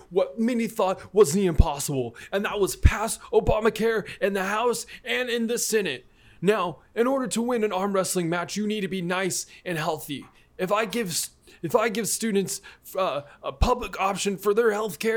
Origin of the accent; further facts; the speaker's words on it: Illinois, United States; Hey, look, here's my birth certificate. I am from Illinois.